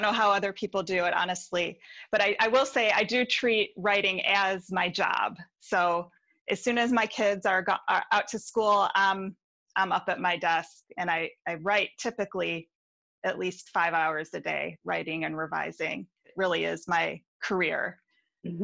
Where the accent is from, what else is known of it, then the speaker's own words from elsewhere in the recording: Detroit, Michigan, United States; also born or lived in Milford, Michigan; now in Ann Arbor, United States; I'm from, from the Detroit area and I live in Ann Arbor now